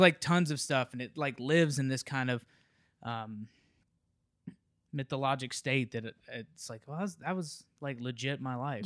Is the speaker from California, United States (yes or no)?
no; Memphis, Tennessee, United States; moved away; I grew up in Memphis